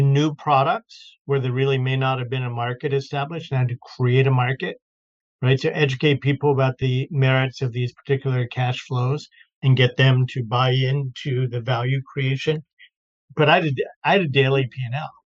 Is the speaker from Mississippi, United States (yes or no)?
no; Baltimore, Maryland, United States; moved away as an adult; also born or lived in New York / London / Florida; now in Boston, United States; I grew up in Baltimore